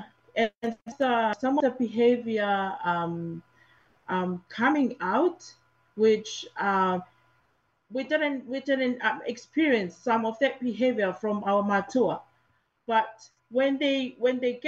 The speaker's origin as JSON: {"language": "English", "country": "Tonga", "tie": "born or raised there", "moved": "as an adult", "lives_now": "New Zealand", "said": "I was in Tonga until 2017"}